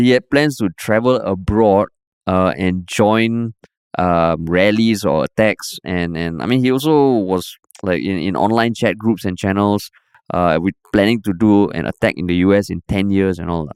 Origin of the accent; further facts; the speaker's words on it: Singapore; also born or lived in United States; I'm coming from Singapore